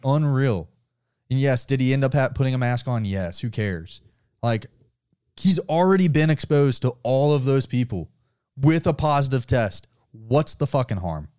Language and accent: English; the South, United States; we're from the South